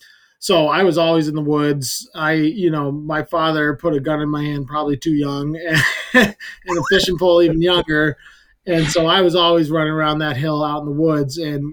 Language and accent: English; Western Maine, United States; I grew up in Western Maine, so I think it's pretty low key and people like a more traditional, close to the land kind of living.